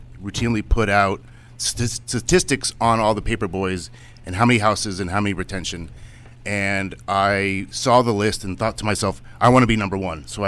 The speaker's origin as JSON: {"language": "English", "town": "Lafayette", "region": "California", "country": "United States"}